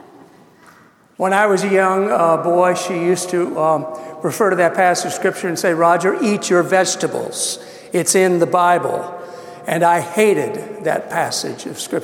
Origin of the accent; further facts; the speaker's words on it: Missouri, United States; moved away; I grew up in Missouri, farmland